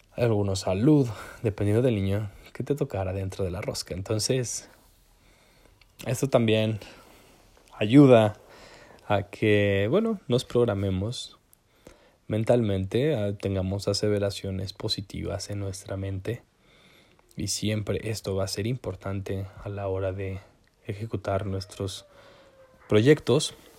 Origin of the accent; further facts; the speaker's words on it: Zacatlán, Puebla, Mexico; yo de donde soy que es Zacatlán de las manzanas